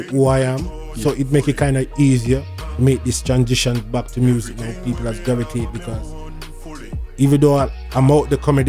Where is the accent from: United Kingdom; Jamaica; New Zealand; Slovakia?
Jamaica; moved away as an adult; now in Canada; So I'm from Jamaica. I'm a legend back home. Now yeah. I migrate to Canada